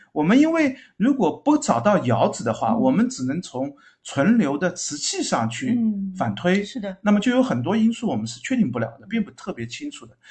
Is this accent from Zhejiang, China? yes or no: yes; Zhejiang, China; 我们浙江这边